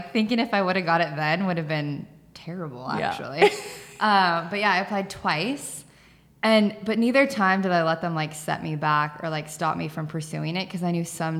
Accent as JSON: {"language": "English", "area": "Whatcom County", "region": "Washington", "country": "United States", "tie": "born or raised there", "said": "I'm born and raised in Whatcom County. I grew up on 10 acres. We always kind of had like a funny farm with like goats and pigs and sheep and all of that stuff."}